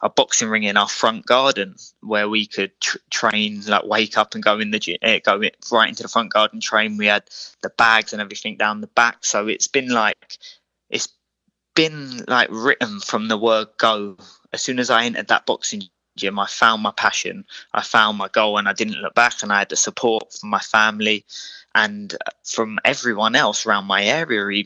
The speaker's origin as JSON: {"language": "English", "town": "Croydon", "region": "London", "country": "United Kingdom", "said": "we're both originally from Croydon"}